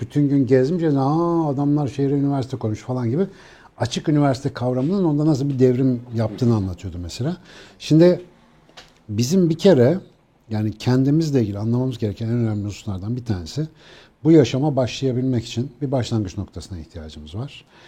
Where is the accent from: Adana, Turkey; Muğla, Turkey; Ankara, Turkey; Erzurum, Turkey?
Ankara, Turkey; bir Ankaralıyız ya suyla ilişkimiz malum yani.